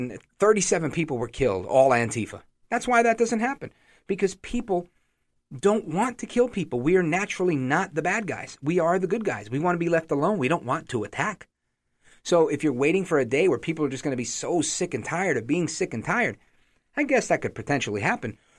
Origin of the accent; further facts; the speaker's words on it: New York City, New York, United States; now in New Jersey, United States; Born in Brooklyn, but I live in Jersey now